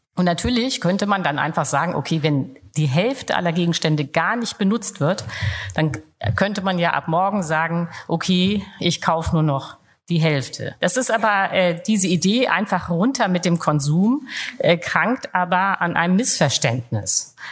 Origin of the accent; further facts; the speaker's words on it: Germany; als Deutsche